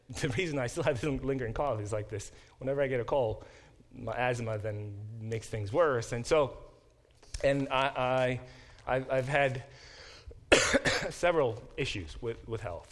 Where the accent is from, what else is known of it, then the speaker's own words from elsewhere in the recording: South Korea; moved away; I was born in Korea and in the early 70s, and that was before Korea became a more developed country